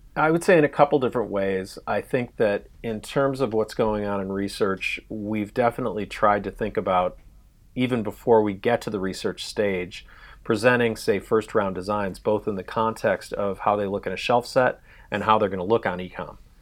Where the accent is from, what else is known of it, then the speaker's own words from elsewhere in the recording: Chicago, Illinois, United States; moved away as an adult; now in Los Angeles, United States; I was originally from Chicago